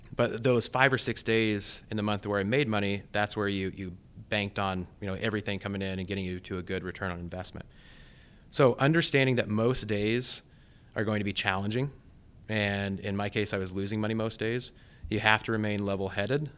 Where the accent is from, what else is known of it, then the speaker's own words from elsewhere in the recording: Blakesburg, Iowa, United States; also born or lived in Ames, Iowa; I grew up on a small family farm in southeast Iowa called Blake'sburg.